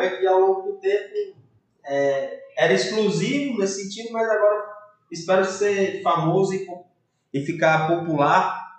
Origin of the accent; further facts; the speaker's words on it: Fortaleza, Ceará, Brazil; eu nasci em Fortaleza